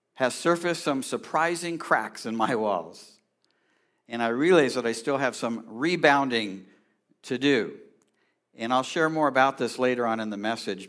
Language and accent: English; California, United States; I grew up in California